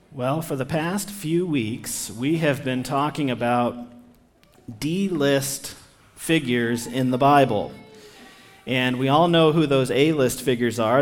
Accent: United States; somebody who has lived among the American people my entire life

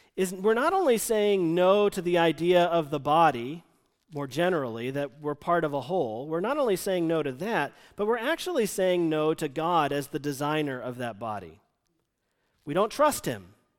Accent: United States; moved away; the church he and I grew up in outside Washington, D C

